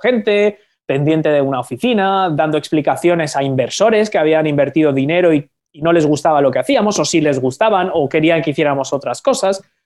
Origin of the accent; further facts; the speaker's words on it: Spain; yo soy de España